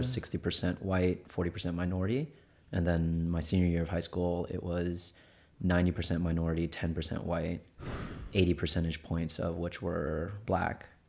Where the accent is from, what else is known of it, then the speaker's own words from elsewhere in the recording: Charlotte, North Carolina, United States; moved away as an adult; also born or lived in Texas / Atlanta; I was born and raised in Charlotte, North Carolina